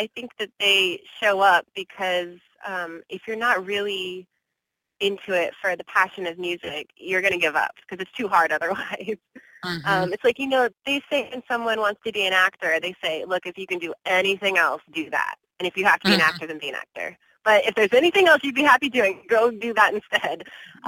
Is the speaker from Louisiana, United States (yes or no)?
no; Bakersfield, California, United States; now in Los Angeles, United States; I am a native Californian. I was born in Bakersfield, which is a couple hours north of L.A.